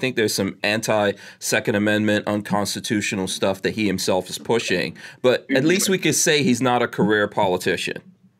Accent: Guyana; born there; I was born in Guyana, which is considered Caribbean South America, but, you know, everyone considers it the Caribbean

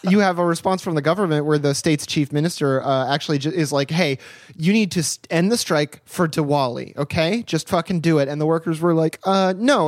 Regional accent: United States; I'm an American living in America, podcasting from America

